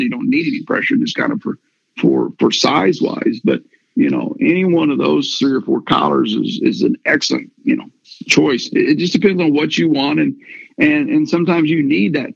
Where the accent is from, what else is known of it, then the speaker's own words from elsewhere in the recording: Missouri, United States; we're from Missouri